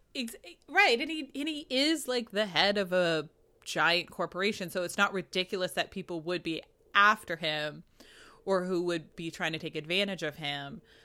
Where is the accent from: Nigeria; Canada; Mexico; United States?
United States; New England; I'm from New England, uh, you know, from Puritan stock